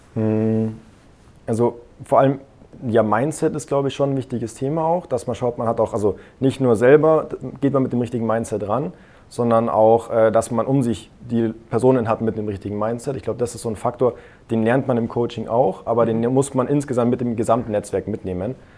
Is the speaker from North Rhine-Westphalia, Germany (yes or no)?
no; near Munich, Bavaria, Germany; now in Augsburg, Germany; meine Heimatstadt ist ein bisschen in der Nähe von München